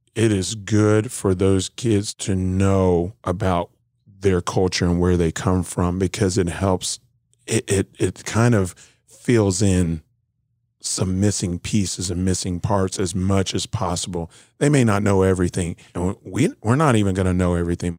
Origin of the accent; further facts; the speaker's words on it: South Florida, United States; moved away; also born or lived in Searcy, Arkansas; I'm a kid from South Florida, black kid from the, from the city.